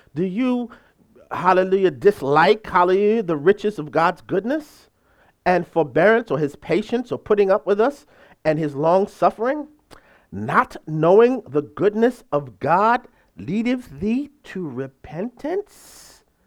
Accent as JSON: {"language": "English", "country": "United States", "said": "I'm from this country, hallelujah. I'm uniquely American"}